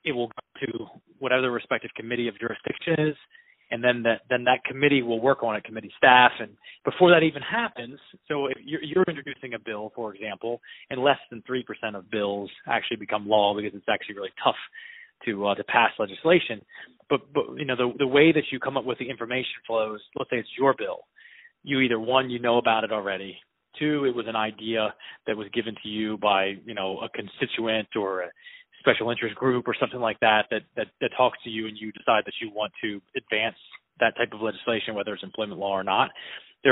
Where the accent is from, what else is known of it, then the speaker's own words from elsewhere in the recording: Eastern Shore, Maryland, United States; moved away as an adult; also born or lived in Virginia; I was raised on the Eastern Shore in Maryland